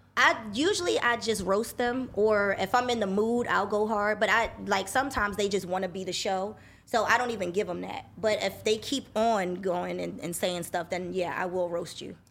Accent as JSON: {"language": "English", "region": "New Jersey", "country": "United States", "tie": "born or raised there", "also_born_or_lived": "Philadelphia, Pennsylvania / Los Angeles, California", "moved": "as an adult", "said": "moved to Jersey when I was nine years old"}